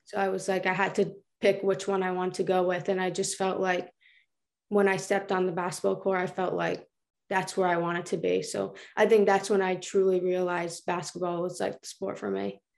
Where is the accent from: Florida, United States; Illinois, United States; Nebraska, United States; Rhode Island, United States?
Rhode Island, United States; Johnston; In Johnston, like, we're all, like, a tight family